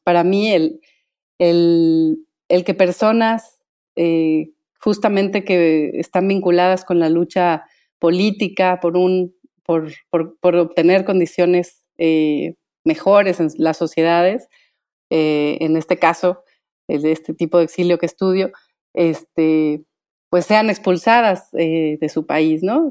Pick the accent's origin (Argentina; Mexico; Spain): Mexico; Michoacán; soy originaria de Michoacán